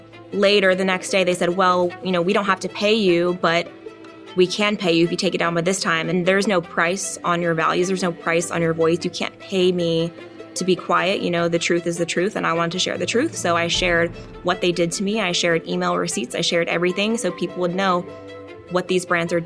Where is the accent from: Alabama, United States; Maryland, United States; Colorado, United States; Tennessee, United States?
Tennessee, United States; also born or lived in Richmond, Virginia; I was born in Richmond, Virginia, but as a baby, we moved to Tennessee, so I don't remember anything about Virginia. All my memories are growing up in Tennessee